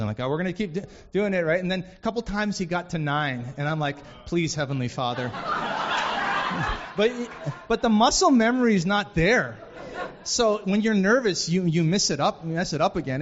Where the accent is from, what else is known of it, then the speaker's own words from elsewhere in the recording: Vancouver, British Columbia, Canada; moved away as an adult; now in Detroit, United States; I grew up in Vancouver for the first 22 years of my life